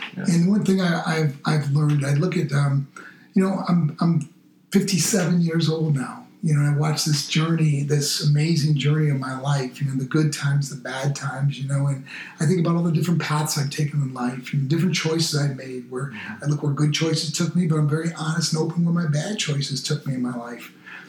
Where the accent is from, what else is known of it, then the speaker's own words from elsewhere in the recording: Macon, Georgia, United States; And I'm from Macon, Georgia, like where … was from, you know.